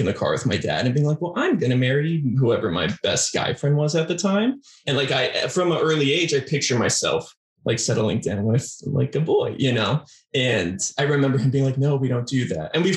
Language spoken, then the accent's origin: English; Arizona, United States; also born or lived in California; I was born in California, but primarily grew up in Arizona